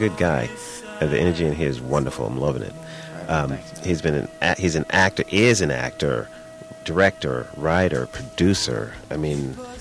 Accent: New York, United States; I'm from New York

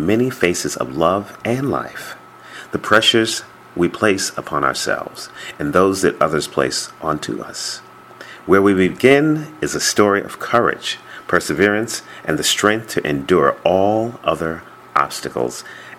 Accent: New York, United States; I'm from New York myself.

